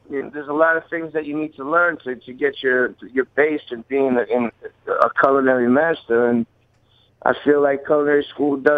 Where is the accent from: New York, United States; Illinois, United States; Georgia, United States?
New York, United States; we're from New York, man. We're New Yorkers.